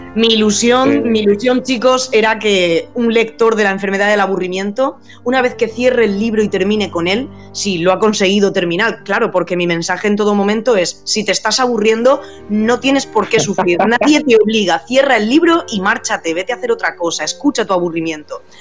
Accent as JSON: {"language": "Spanish", "region": "Region of Murcia", "country": "Spain", "also_born_or_lived": "Alicante / Germany / United States", "moved": "as an adult", "lives_now": "Madrid, Spain", "said": "yo soy murciana, aunque soy un poco trotamundo, y, y ya he estado viviendo en Alicante, en Alemania, en Estados Unidos y ahora en Madrid, pero mis raíces son murcianas"}